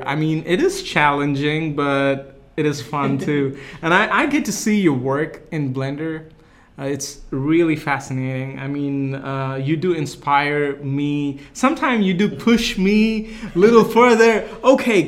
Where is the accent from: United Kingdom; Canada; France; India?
India; now in United States; I'm from India